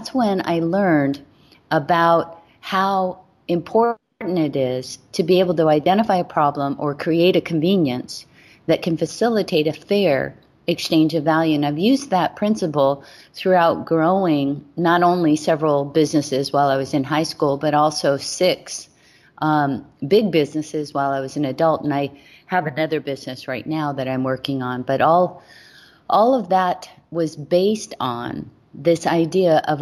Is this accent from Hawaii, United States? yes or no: yes; Hawaii, United States; I was born and raised in Hawaii